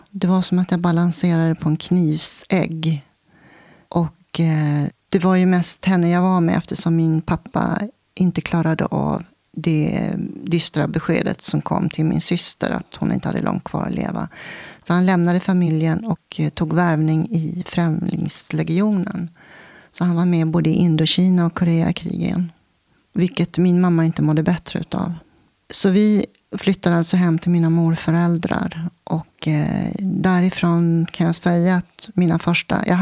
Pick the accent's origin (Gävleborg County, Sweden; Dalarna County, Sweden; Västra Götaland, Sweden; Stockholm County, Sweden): Stockholm County, Sweden; Stockholm; now in Vingåker, Sweden; Och vi bodde i ett hus i Älvsjö och jag föddes på Södersjukhuset i Stockholm.